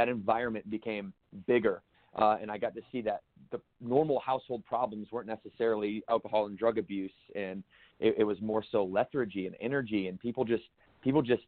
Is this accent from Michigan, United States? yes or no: yes; Battle Creek, Michigan, United States; growing up in Battle Creek, Michigan